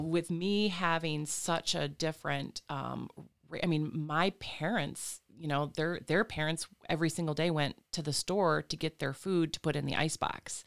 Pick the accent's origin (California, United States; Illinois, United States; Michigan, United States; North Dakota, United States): Michigan, United States; Flint; now in Lansing, United States; was born and raised in the Flint, Fenton, Linden